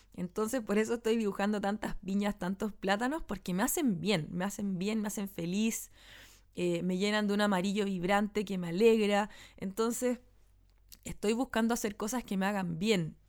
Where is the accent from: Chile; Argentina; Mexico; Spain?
Chile; Santiago, Santiago Metropolitan Region; en el barrio donde yo nací y me crié que es donde vivo todavía